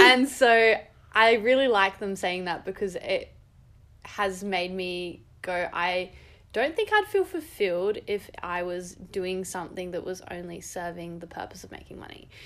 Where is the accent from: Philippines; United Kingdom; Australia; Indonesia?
Australia; Adelaide, South Australia; moved away; also born or lived in Canberra; I'm from Adelaide originally